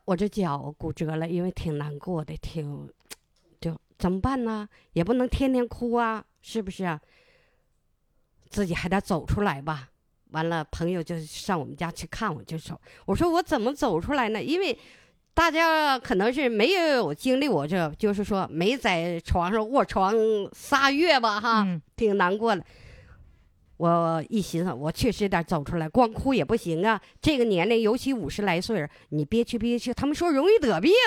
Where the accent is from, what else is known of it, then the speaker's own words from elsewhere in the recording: Harbin, Heilongjiang, China; 我家住的那，是正阳公社，我家是在正阳河住